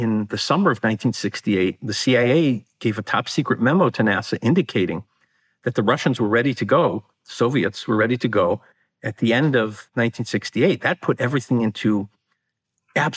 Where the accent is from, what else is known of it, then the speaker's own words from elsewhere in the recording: Chicago, Illinois, United States; my hometown of Chicago